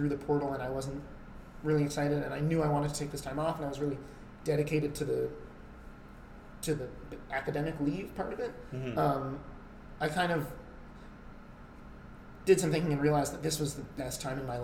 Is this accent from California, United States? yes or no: no; New York City, New York, United States; moved away as an adult; also born or lived in Toronto, Canada; I grew up in New York City.